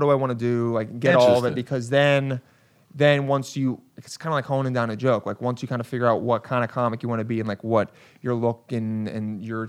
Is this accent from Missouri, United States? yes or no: yes; St. Louis, Missouri, United States; also born or lived in New York; No, don't disrespect me like that, man. I'm from St. Louis.